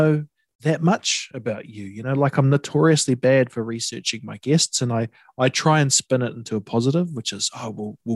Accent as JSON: {"language": "English", "area": "Coromandel", "region": "Waikato", "country": "New Zealand", "tie": "born or raised there", "said": "I grew up in the Coromandel"}